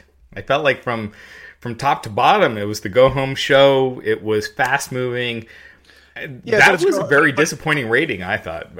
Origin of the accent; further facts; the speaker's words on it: Henderson, Kentucky, United States; born there; I was born in Henderson, Kentucky.